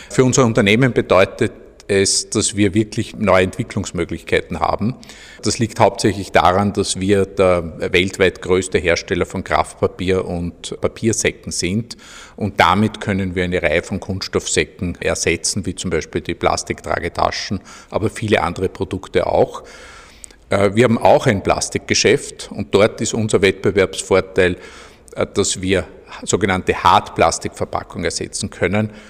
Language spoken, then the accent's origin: German; Austria; auf die wir ja eigentlich als Österreicher sehr stolz sein müssten